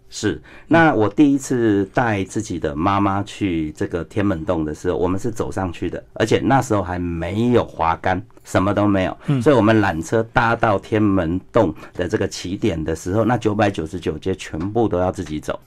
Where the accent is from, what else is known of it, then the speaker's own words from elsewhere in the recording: Taiwan; 像我们台湾人